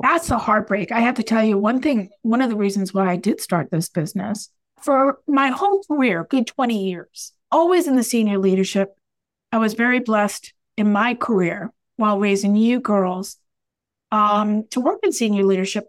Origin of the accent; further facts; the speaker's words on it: United States; I am an American after all